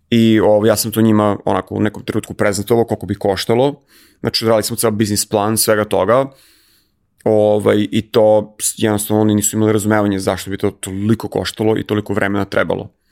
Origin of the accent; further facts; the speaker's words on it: Serbia; moved away; kao Srbin